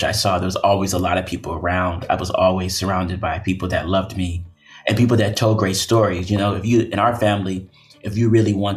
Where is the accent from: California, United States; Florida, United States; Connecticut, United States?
California, United States; Oakland; I was born and raised in Oakland, California